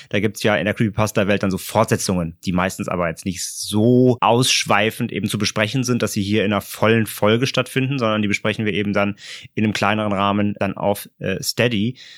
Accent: Germany

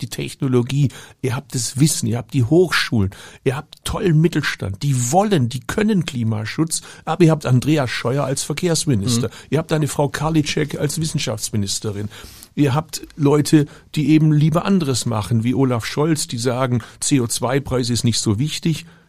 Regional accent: Baden-Württemberg, Germany; Ich komme aus Baden-Württemberg

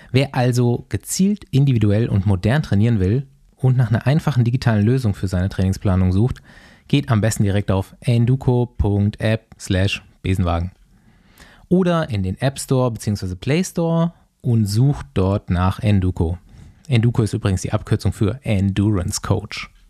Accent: Bavaria, Germany; Ich weiß nicht, ich, ich äh, habe halt auch meine Kindheit so in Bayern verbracht und der Hackelschorsch, der ist einfach wer.

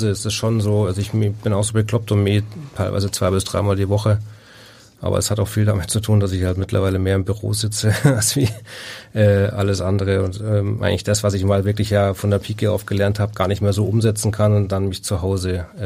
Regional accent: Bavaria, Germany; ich komme aus Bayern, ich bin Rasen verwöhnt. Das in Bayern spielst du eigentlich primär auf Rasen.

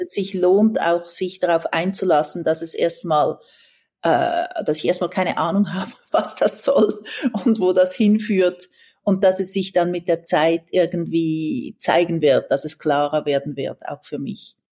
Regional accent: Switzerland; moved away as an adult; also born or lived in San Francisco, United States / Mexico; als Schweizerin

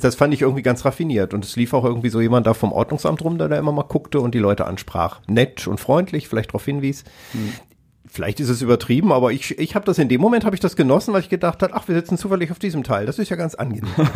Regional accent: Kassel, Hesse, Germany; moved away; in Kassel in meiner alten Heimatstadt

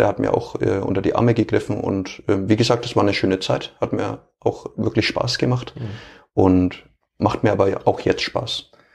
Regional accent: Franconia, Bavaria, Germany; accent: Fränkisch; ich versuche ja auch möglichst ähm, meinen Dialekt nicht zu unterbinden

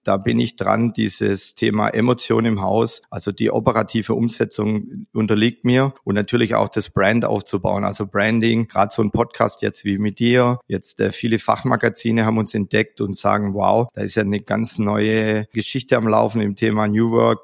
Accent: Stuttgart, Baden-Württemberg, Germany; in unserer Heimat in Stuttgart, wie man an meinem Dialekt ja hören kann

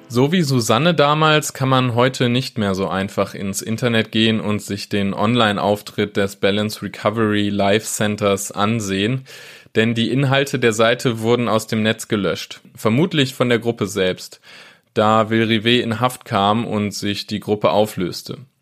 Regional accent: Wesel, North Rhine-Westphalia, Germany; moved away; Ich komme selbst ursprünglich aus Wesel

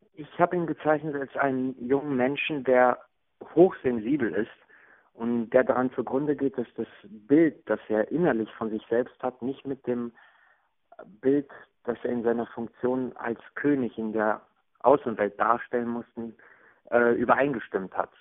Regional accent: Hagen, North Rhine-Westphalia, Germany; moved away; Und das ist das Gefühl der Jugend, das ich mit Hagen verbinde

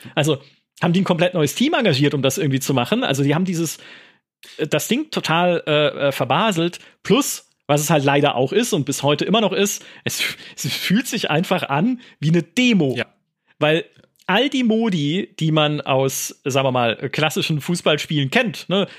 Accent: Karlsruhe, Baden-Württemberg, Germany; kann ich irgendwie Karlsruhe sehen, meine Heimatstadt

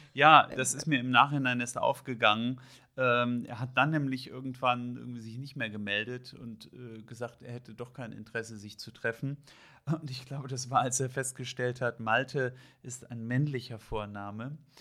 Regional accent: Hamburg, Germany; ich bin aus Hamburg

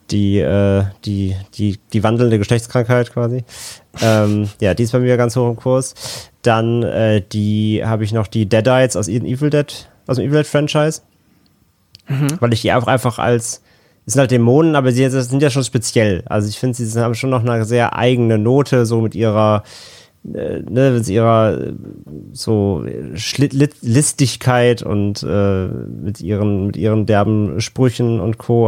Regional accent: Rhineland, Germany; now in Hamburg, Germany; komme ja gebürtig aus dem Rheinland

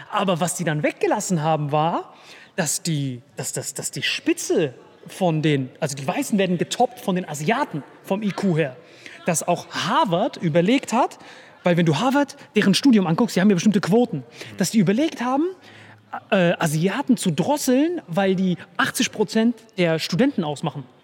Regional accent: India; German is a second language; Ich dachte, ich als Inder habe schon einen Vorteil.

